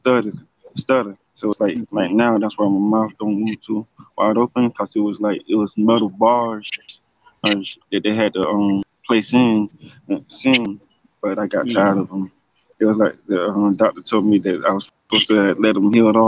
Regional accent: Leesburg, Florida, United States; also born or lived in Georgia, United States; in Central Florida. That's Lake County, like And I'm from Georgia. I was born there in 1980. And I moved here in 87

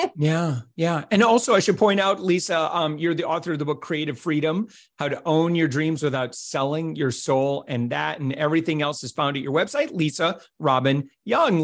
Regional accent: Holland, Michigan, United States; moved away; I was originally from Holland, where I was doing radio

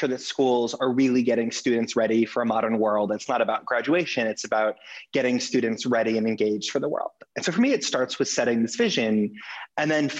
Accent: Los Angeles, California, United States; I grew up in Los Angeles

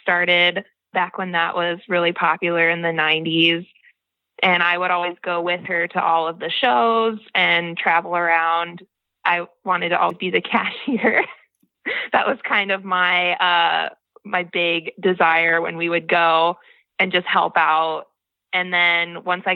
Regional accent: Joliet, Illinois, United States; moved away as an adult; now in Wellman, United States; I was born in Illinois, in the south suburbs of Chicago, Joliet

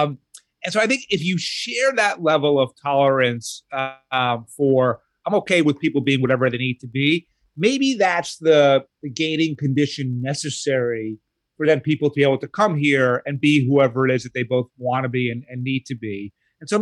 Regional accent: New York, United States; That's also an inherent right of being a New Yorker, is complaining about the city.

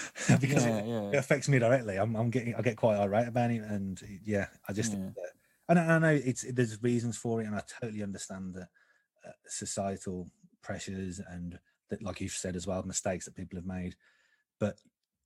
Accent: Birmingham, West Midlands, United Kingdom; moved away; I'm from Birmingham originally, and I did try to hide it. sometimes it will creep out.

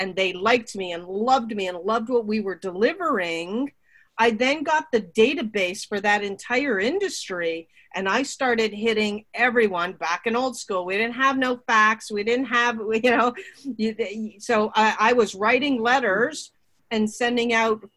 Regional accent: Burlington, Ontario, Canada; also born or lived in Toronto; I grew up in Burlington, Ontario.

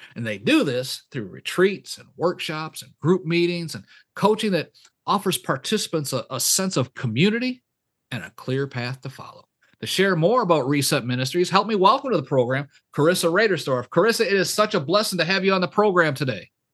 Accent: Michigan, United States; moved away as an adult; I was born and raised up in Michigan.

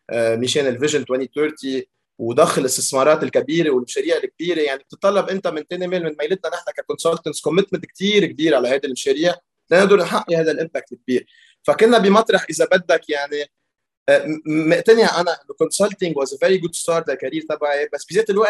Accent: Lebanon; بلبنان عملت مدرسه بلبنان بسيستم فرنسي حد مطرح ما انا ساكن يعني بيرجع بعدين من بعد المدرسه فتت على الجامعه الامريكيه ببيروت وين درست كمبيوتر انجينيرينج

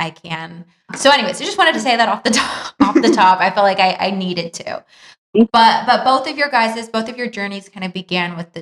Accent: Los Angeles, California, United States; I grew up in Chatsworth and I went to Sierra Canyon and grew up in like West Hills. I went to West Hills Hospital. That's where I was born.

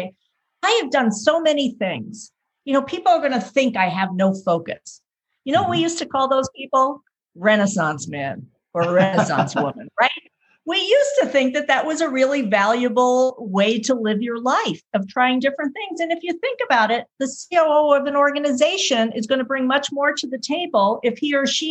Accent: New York City, New York, United States; moved away as an adult; also born or lived in California; I am from the East Coast originally, born and raised in New York City, and moved to California to attend business school

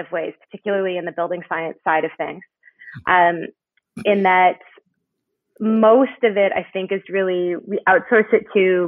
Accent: Canada; moved away as an adult; now in United States; I'm Canadian, and I came to the U.S. for college

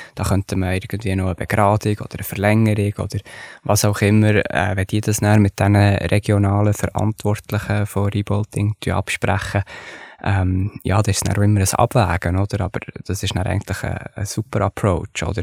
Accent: Switzerland; die Wendestöcke, das ist für mich, ja, das ist meine Heimat, oder? Von dort komme ich, dort, äh, äh, hat meine Familie geklettert

